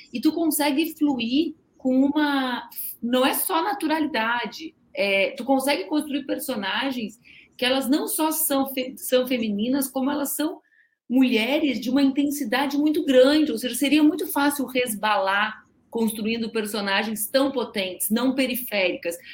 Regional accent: South Region, Brazil; Eu sou do sul do Brasil, né? Então eu, uhum. eu, eu morei no interior muitos anos da minha vida

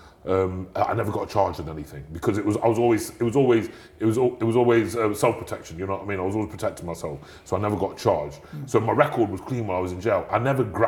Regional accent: Nottingham, East Midlands, United Kingdom; I'm from Nottingham.

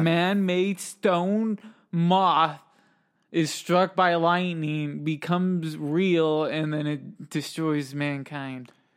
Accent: United States; where we're from, we're from America

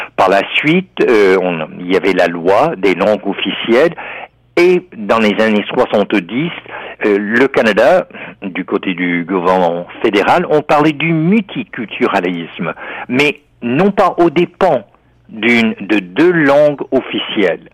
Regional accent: United States; en tant qu'Américain

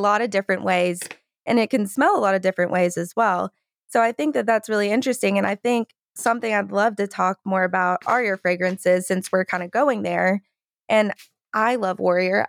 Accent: Georgia, United States; I'm from Georgia and like in the South, there's nice. beautiful magnolia trees

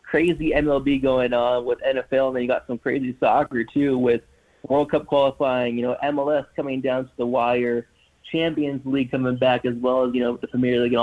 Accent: Fresno, California, United States; now in Missoula, United States; I grew up in Fresno, close to Fresno, California

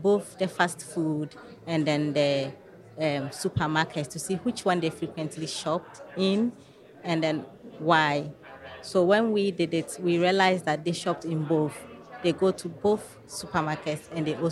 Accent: Ghana; moved away as an adult; now in United States; I'm Black, but I'm not from America. I'm from Ghana, in Africa. So I just came here to do my master's

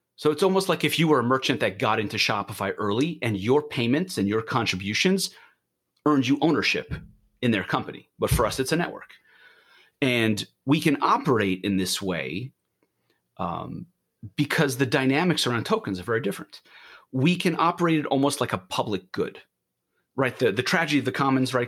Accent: New York, United States; also born or lived in Israel; now in Portland, United States; I'm from Israel originally, grew up in New York, and have been living in Portland with my family

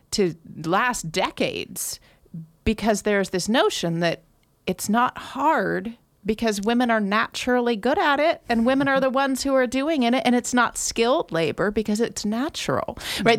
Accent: Grass Valley, California, United States; I was born in Grass Valley and have lived here for most of my life

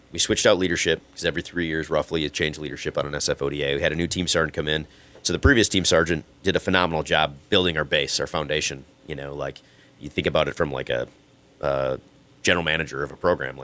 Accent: Minnesota, United States; moved away as an adult; I grew up skiing on Mount Gato

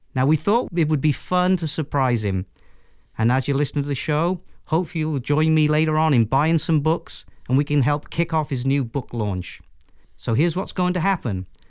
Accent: Wales, United Kingdom; accent: Welsh; I'm a pretty proud Welshman

